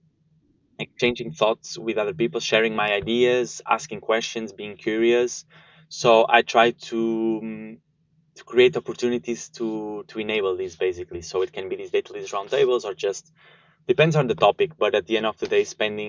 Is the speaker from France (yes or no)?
no; Porto, Norte, Portugal; moved away as an adult; also born or lived in Sweden; now in Germany; I was born and raised in Porto, studied there and the whole school system and then also university.